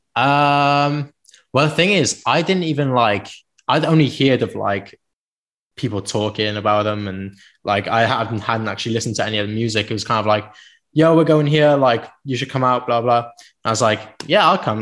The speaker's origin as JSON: {"language": "English", "town": "Penarth", "region": "Wales", "country": "United Kingdom", "tie": "born or raised there", "also_born_or_lived": "Cardiff", "said": "I was from Penarth"}